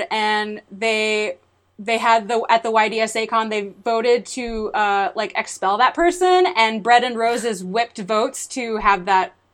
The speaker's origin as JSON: {"language": "English", "region": "Hawaii", "country": "United States", "tie": "born there", "said": "Like I was born in Hawaii."}